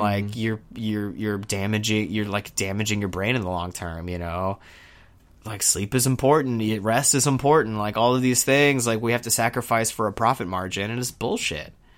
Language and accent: English; Houston, Texas, United States; moved away; I'm from Houston. I was in Houston when Hurricane Harvey hit